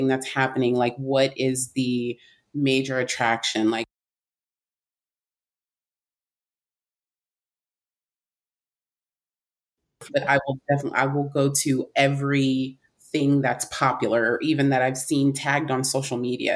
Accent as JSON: {"language": "English", "region": "California", "country": "United States", "tie": "born or raised there", "said": "I grew up in California"}